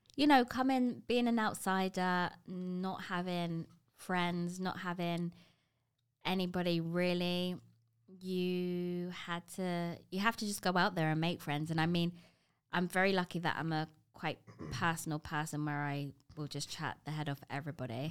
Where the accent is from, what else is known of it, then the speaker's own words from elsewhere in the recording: London, United Kingdom; moved away as an adult; now in Toronto, Canada; before Toronto, I ha-, was born and bred in London